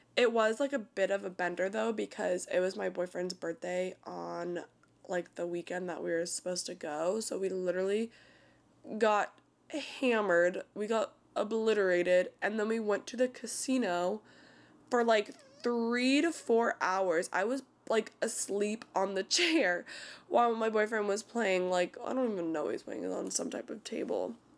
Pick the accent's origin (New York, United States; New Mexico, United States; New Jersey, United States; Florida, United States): Florida, United States; born or raised there